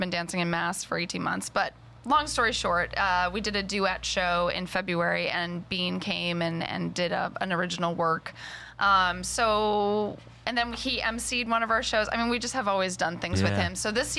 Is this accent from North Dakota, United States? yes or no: no; Boston, Massachusetts, United States; also born or lived in Pittsburgh; I moved here in 2001. I'm originally from Boston.